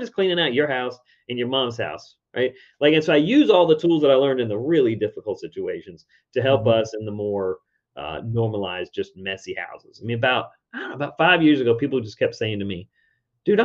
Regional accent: Richmond, Virginia, United States; my hometown, Richmond, Virginia.

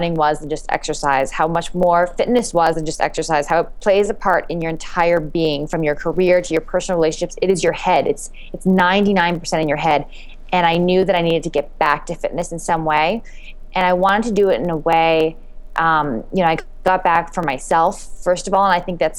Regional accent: Canada; moved away as an adult; also born or lived in New York City; I came to the U.S. I'm from Canada on a running scholarship

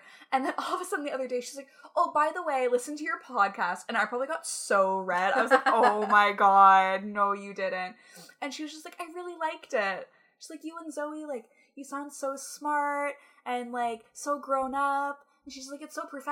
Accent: Toronto, Ontario, Canada; I'm from Toronto.

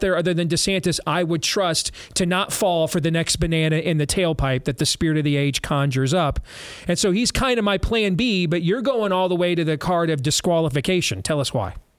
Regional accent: United States; I'm an American

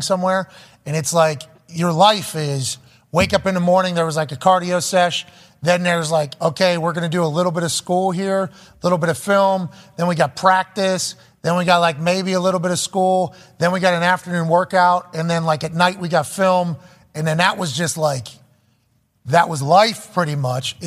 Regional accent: Pittsburgh, Pennsylvania, United States; We're from the East Hills of Pittsburgh

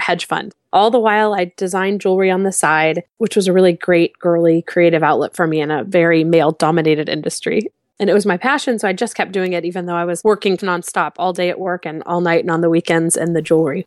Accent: Houston, Texas, United States; moved away as an adult; also born or lived in San Francisco; I grew up in Houston, but we're recently back.

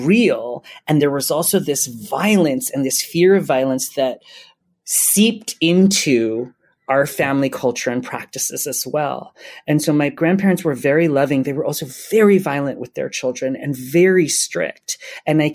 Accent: Hawaii, United States; I grew up in Hawaii and I love being from Hawaii

